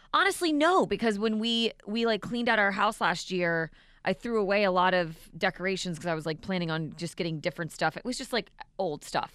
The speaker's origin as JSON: {"language": "English", "region": "Florida", "country": "United States", "tie": "born or raised there", "said": "living and growing up in Florida"}